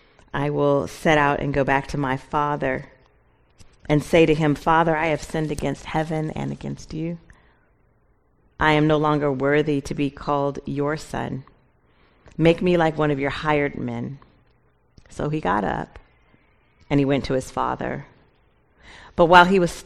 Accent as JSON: {"language": "English", "town": "Seattle", "region": "Washington", "country": "United States", "moved": "as an adult", "said": "I'm originally from Seattle. My family and I, we moved here in August"}